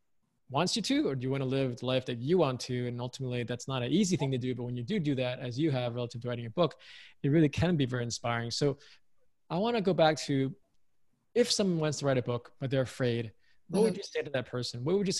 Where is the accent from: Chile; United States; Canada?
United States; though I was raised in America, I'm American, proud to be American, but I also grew up with parents who were from Hong Kong